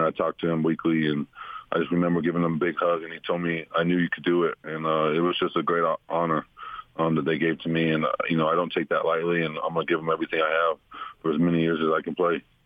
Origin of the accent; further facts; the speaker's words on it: Utah, United States; moved away as an adult; now in Denver, United States; come back to my my hometown